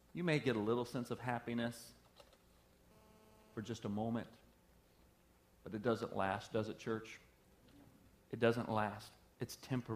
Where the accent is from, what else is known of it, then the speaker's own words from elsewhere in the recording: the South, United States; I'm from the South